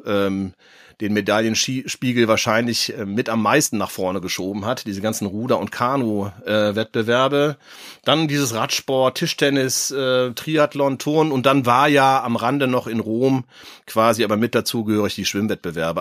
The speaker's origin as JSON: {"language": "German", "town": "Cologne", "region": "North Rhine-Westphalia", "country": "Germany", "tie": "born or raised there", "accent": "Rhenish", "said": "da wir ja beide auch in Köln geboren sind"}